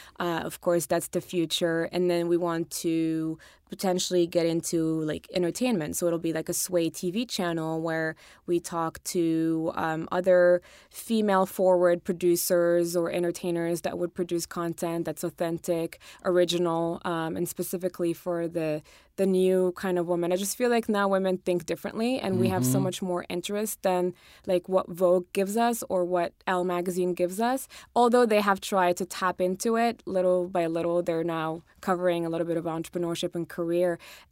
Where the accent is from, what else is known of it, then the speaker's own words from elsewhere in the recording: Colorado, United States; also born or lived in Morocco / Germany; I was born in Morocco. I was raised in Colorado. I lived in Germany for a while. I'm Muslim. I'm, you know, a woman, I'm an immigrant.